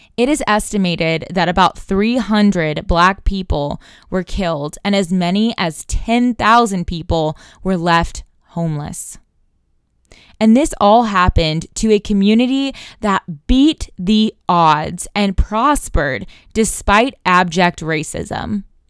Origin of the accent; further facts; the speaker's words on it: Tulsa, Oklahoma, United States; I am from Tulsa, Oklahoma